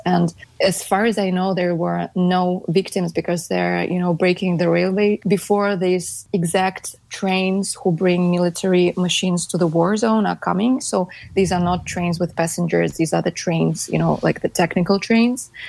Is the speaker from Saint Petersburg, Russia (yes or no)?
yes; Saint Petersburg, Russia; I'm from St. Petersburg, Russia.